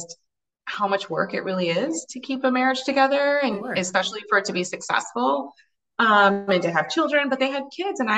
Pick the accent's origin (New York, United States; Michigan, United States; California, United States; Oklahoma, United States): Michigan, United States; Ann Arbor; I grew up in the Midwest in Ann Arbor